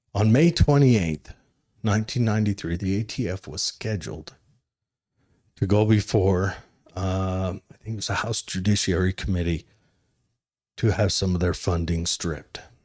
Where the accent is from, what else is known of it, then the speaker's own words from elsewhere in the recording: Utah, United States; I'm from Utah